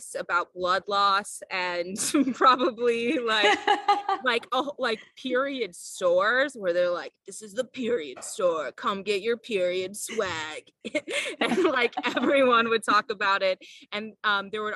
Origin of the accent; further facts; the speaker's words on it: Iowa, United States; I grew up in Iowa.